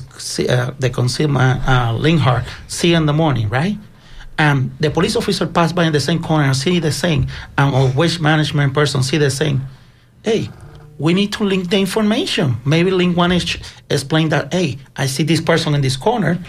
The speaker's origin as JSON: {"language": "English", "country": "Puerto Rico", "moved": "yes", "said": "I came from Puerto Rico. I'm a member of the New Progress Party on the island"}